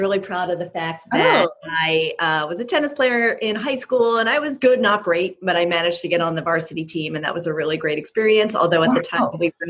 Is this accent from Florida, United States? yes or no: no; Philadelphia, Pennsylvania, United States; moved away as an adult; also born or lived in Cornell University, New York; now in Bay Area, United States; growing up in Philadelphia